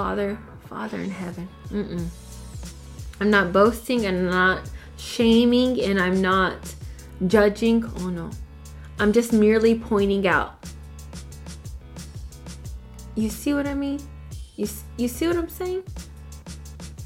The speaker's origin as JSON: {"language": "English", "town": "El Paso", "region": "Texas", "country": "United States", "said": "El Paso, Texas"}